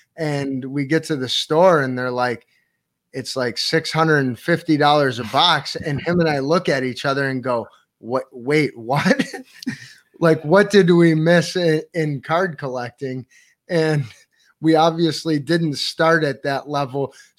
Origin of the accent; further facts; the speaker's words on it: East Amherst, New York, United States; Hello, East Amherst. We're from East Amherst.